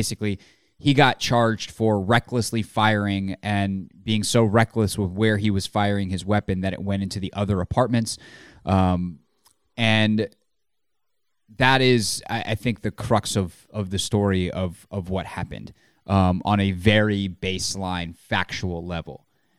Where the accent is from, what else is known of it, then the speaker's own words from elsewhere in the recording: Massachusetts, United States; accent: Boston; What part of Boston is my accent from?